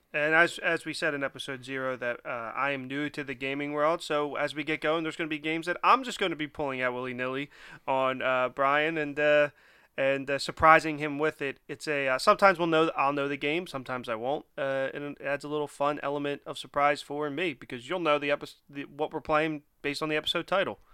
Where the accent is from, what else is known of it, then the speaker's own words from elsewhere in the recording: Philadelphia, Pennsylvania, United States; I am born and raised in Philly and just recently moved out of Philly.